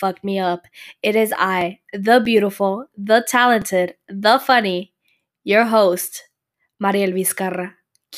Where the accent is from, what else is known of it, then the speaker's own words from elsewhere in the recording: Calexico, California, United States; It's a podcast local here to my hometown. I'm from Calexico